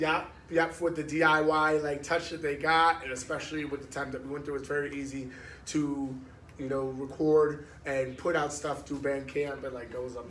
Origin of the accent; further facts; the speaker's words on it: Asbury Park, New Jersey, United States; also born or lived in Red Bank, New Jersey; I grew up in Asbury